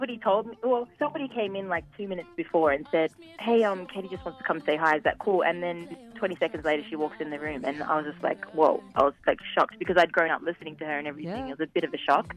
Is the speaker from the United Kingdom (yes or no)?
no; Australia; now in Los Angeles, United States; I'm Australian.